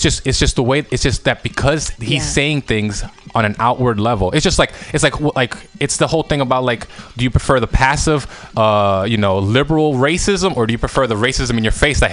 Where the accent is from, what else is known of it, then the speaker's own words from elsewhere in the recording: New York, United States; you're American, you're from New York